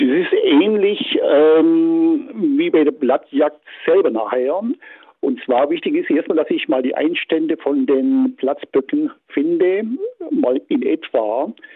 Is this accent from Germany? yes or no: yes; Baden-Württemberg, Germany; bei uns in Baden-Württemberg